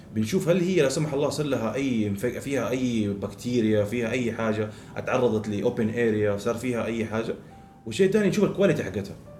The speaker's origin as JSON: {"language": "Arabic", "town": "Jeddah", "region": "Makkah Province", "country": "Saudi Arabia", "tie": "born or raised there", "also_born_or_lived": "Dundee, Scotland"}